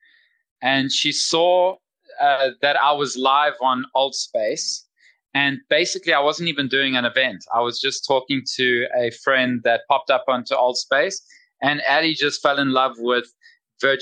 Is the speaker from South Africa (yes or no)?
yes; South Africa; moved away as an adult; now in Greece; I'm born and raised in South Africa, but I'm Greek.